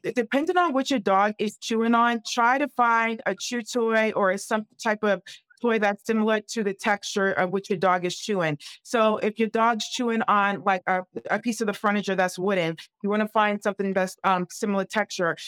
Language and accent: English; New England, United States; I'm from the New England area.